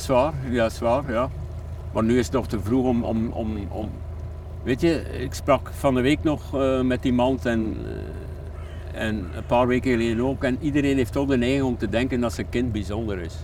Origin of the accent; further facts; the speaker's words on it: Hamme, Flanders, Belgium; ik ben het boertje uit Ammen